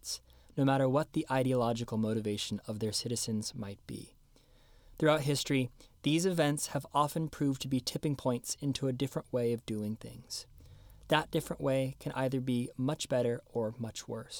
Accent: Seattle, Washington, United States; my hometown of Seattle

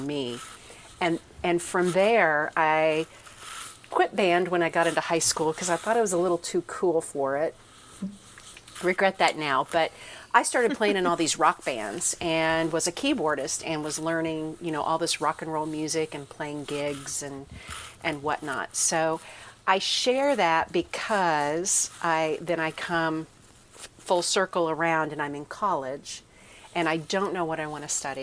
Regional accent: Kansas, United States; I was from Kansas

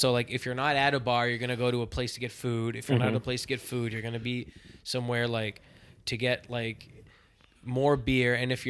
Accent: Boston, Massachusetts, United States; Like I came from Boston, and going out in Boston is good, but it's like it's a little bit more casual.

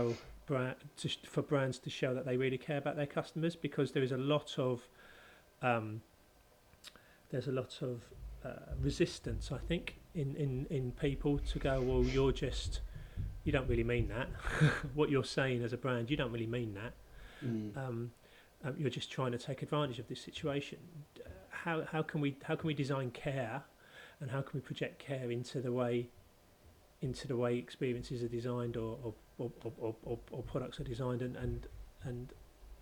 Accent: London, United Kingdom; having grown up where I grew up in North London

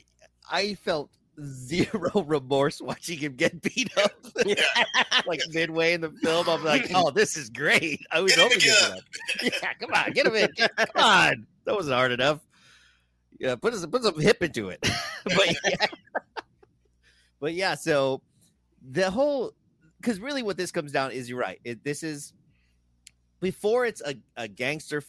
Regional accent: San Antonio, Texas, United States; the South Side growing up in San Antonio

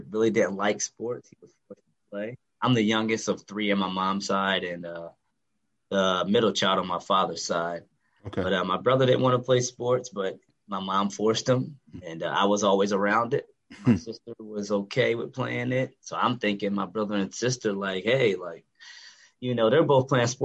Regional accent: Salisbury, Maryland, United States; I'm from Salisbury, Maryland. Born and raised

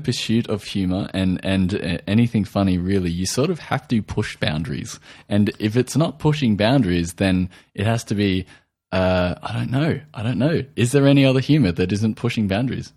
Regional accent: Australia; accent: Australian

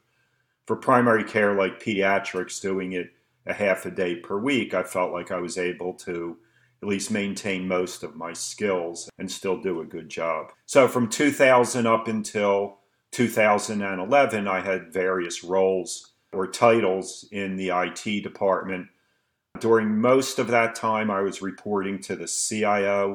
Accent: Philadelphia, Pennsylvania, United States; moved away as an adult; now in Allentown, United States; born and raised in Philadelphia and educated in Philadelphia.

